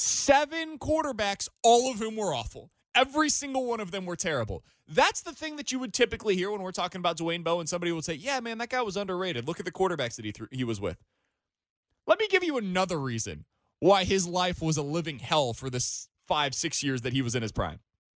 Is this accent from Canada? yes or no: no; Kansas City, Missouri, United States; I grew up with this team. I'm from Kansas City.